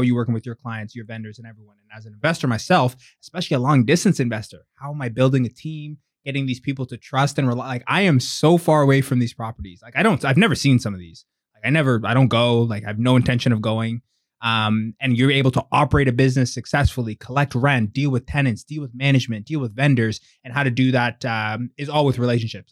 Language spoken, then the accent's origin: English; Pickering, Ontario, Canada; also born or lived in Durham; now in Whitby, Canada; born in Durham. I grew up in Pickering. Um, I live in Whitby now, but grew up in Pickering